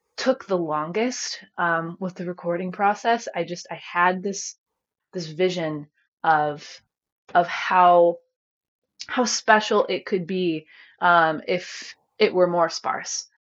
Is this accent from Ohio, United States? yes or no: yes; rural area southwest of Cleveland, Ohio, United States; I was born in Cleveland, lived there and in Cleveland suburbs until I was about eight. Um, and then my family packed up and and moved out here.